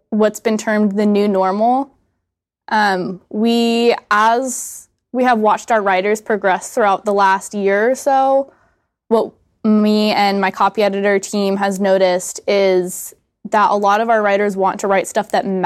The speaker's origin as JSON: {"language": "English", "town": "Atlanta", "region": "Georgia", "country": "United States", "said": "Um, so I am from, I tell people I'm from Atlanta, Georgia. I kind of grew up all over the United States, though."}